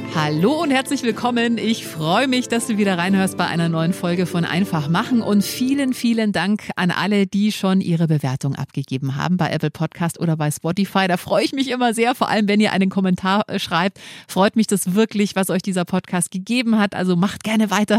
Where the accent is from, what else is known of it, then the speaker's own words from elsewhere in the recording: Munich, Bavaria, Germany; als Münchner kennt man den natürlich, man wächst mit dem auf